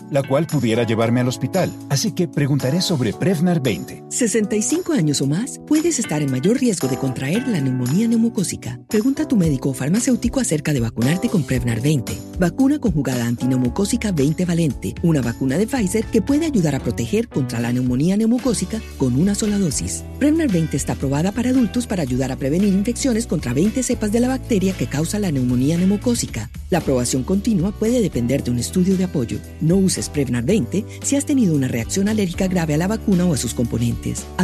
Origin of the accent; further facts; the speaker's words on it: Celaya, Guanajuato, Mexico; Soy de Celaya, Guanajuato, una ciudad que actualmente pareciera que se encuentra en guerra entre la Guardia Nacional y dos carteles muy fuertes de México